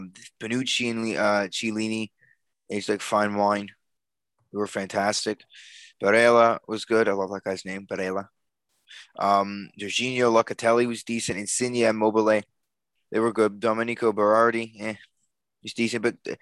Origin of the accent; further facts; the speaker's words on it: England, United Kingdom; I think I watched England, Croatia, because I'm English, and I watched all of them.